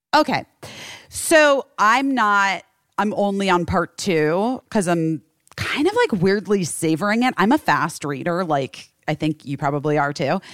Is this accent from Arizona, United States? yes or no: yes; Scottsdale, Arizona, United States; moved away; my old neighborhood that I grew up in in Scottsdale